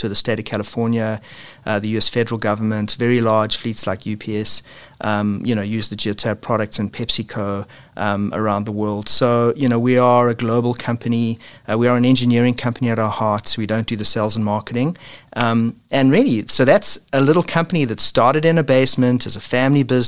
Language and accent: English; South Africa; moved away as an adult; now in Oakville, Canada; you can hear from my funny accent, that I'm originally from South Africa and immigrated to Canada in 2000